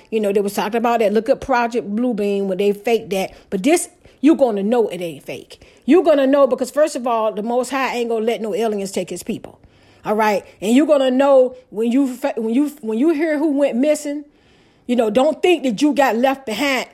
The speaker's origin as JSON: {"language": "English", "town": "Portsmouth", "region": "Virginia", "country": "United States", "tie": "born or raised there", "said": "the house I grew up in Portsmouth, Virginia"}